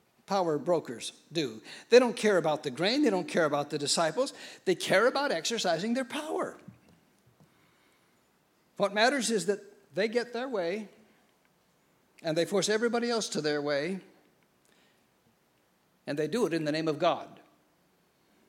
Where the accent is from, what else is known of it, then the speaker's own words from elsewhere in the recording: Tillamook, Oregon, United States; I grew up in Oregon, a little place called Tillamook